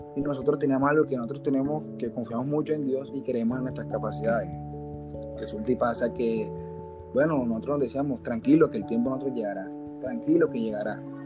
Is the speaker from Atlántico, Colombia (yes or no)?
yes; Barranquilla, Atlántico, Colombia; now in Soledad, Colombia; En Barranquilla y vivo en Soledad